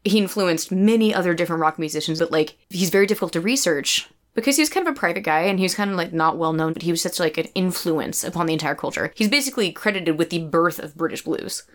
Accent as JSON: {"language": "English", "country": "United States", "said": "as an American"}